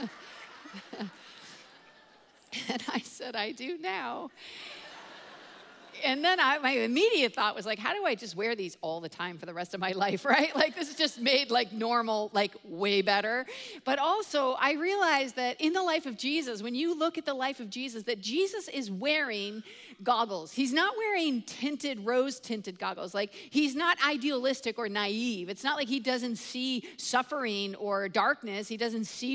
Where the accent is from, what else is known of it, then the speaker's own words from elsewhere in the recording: Canada; I am Canadian